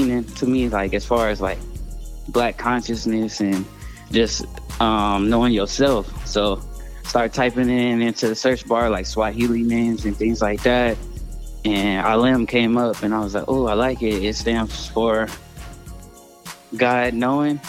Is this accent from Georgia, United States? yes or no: no; Long Beach, California, United States; I'm from Long Beach, California, born and raised